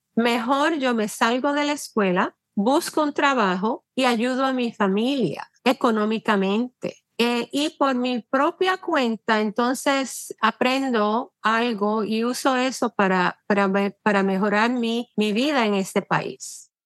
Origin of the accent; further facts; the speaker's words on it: Puerto Rico; now in New York, United States; nací y me crié en Puerto Rico